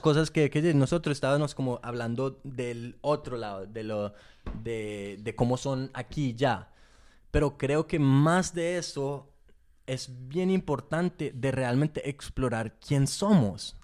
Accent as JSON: {"language": "Spanish", "region": "England", "country": "United Kingdom", "tie": "born or raised there", "said": "yo nací en Inglaterra"}